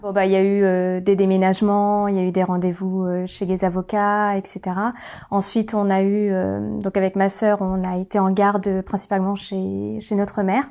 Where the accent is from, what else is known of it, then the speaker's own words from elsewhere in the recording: Orléans, Centre-Val de Loire, France; j'ai grandi à Orléans